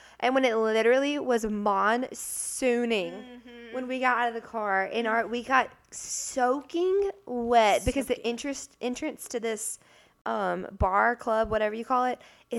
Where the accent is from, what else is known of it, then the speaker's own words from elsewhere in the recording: Birmingham, Alabama, United States; And he was like, where are you from? And I was like, oh, Birmingham, Alabama.